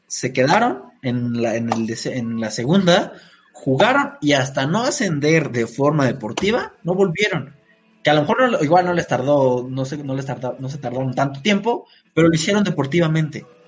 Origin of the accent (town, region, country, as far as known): Mexico